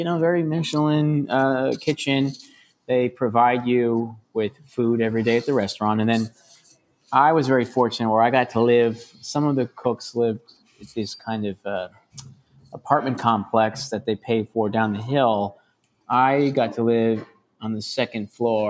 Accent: Chicago, Illinois, United States; also born or lived in San Sebastián, Spain; now in New York, United States; growing up in Chicago

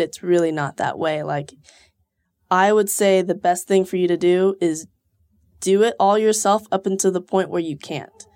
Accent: Houston, Texas, United States; moved away as an adult; now in Austin, United States; I'm from Houston originally, but I moved here six years ago

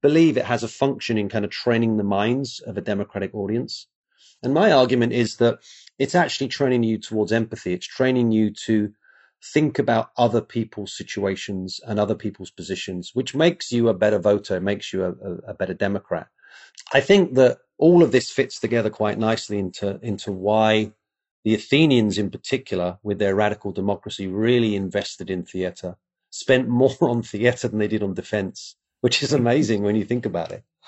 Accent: England, United Kingdom; moved away; I grew up in England, and you're actually surrounded by Roman history.

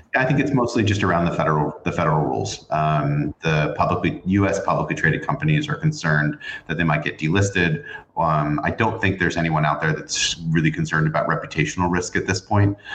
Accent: New York, United States; growing up in New York

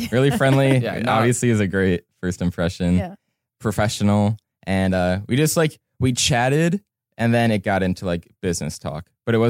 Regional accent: Cleveland, Ohio, United States; moved away as an adult; now in Los Angeles, United States; I'm originally from Cleveland, Ohio. I moved out to Los Angeles about 2.5 years ago

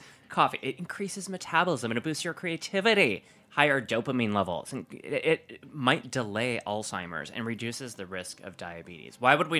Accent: Wisconsin, United States; accent: Wisconsin; Sorry, my Wisconsin accent.

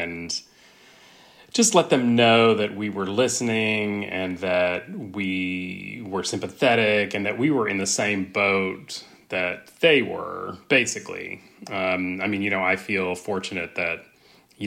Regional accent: West Texas, United States; also born or lived in Austin, Texas; I grew up in West Texas

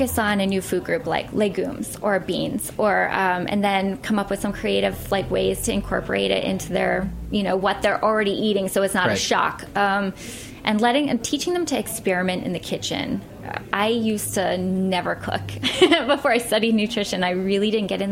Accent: Pittsburgh, Pennsylvania, United States; now in New York, United States; Pittsburgh, which is my hometown

